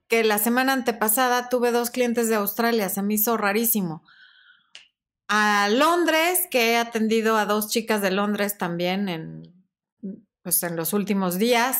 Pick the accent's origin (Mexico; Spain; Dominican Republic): Mexico; es como los mexicanos cuando decimos este cuate, este güey